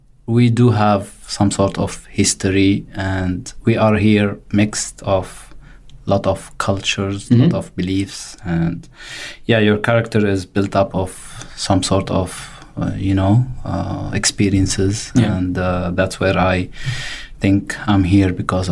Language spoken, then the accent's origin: English; Ain Ebel, South Governorate, Lebanon; moved away as an adult; now in Australia; I am originally from Lebanon. I came to Australia like less than 3 years. Now I've been in Australia. I relocated from Lebanon to Australia with my family. I come from a Catholic family from a small village town called Ain Ebel from the south of Lebanon.